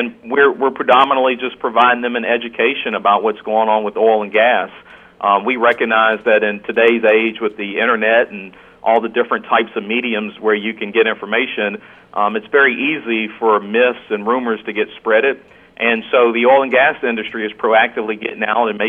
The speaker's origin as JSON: {"language": "English", "region": "North Carolina", "country": "United States", "said": "I'm originally from North Carolina."}